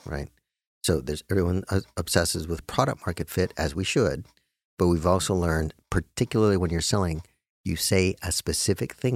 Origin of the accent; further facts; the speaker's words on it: Albuquerque, New Mexico, United States; I'm just, I'm from Albuquerque